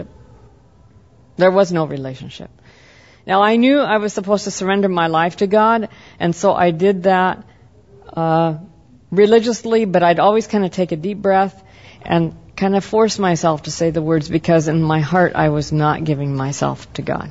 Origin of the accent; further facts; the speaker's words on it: the Northwest, Pacific Northwest, United States; I grew up in the Northwest, and the Northwest in the 60s was extremely that way